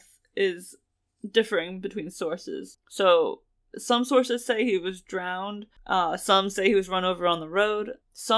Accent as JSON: {"language": "English", "region": "New Jersey", "country": "United States", "said": "I'm from Central Jersey"}